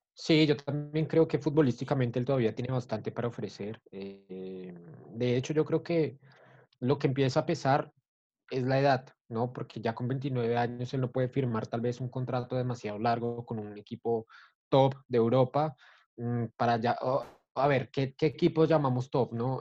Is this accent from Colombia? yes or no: yes; Colombia; Nosotros como colombianos